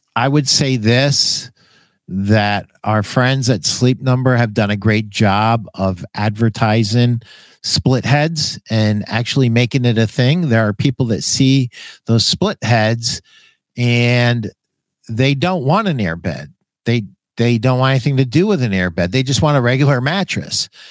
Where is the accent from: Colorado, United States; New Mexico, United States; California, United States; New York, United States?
New York, United States; Schenectady; I was born in Schenectady, New York